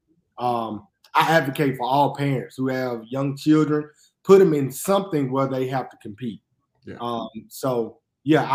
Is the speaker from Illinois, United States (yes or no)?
no; Jackson, Mississippi, United States; born and raised in Jackson, Mississippi